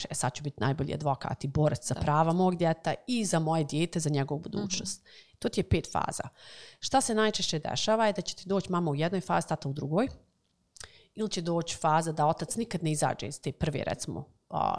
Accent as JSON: {"language": "Croatian", "country": "Bosnia & Herzegovina", "also_born_or_lived": "United States", "moved": "as an adult"}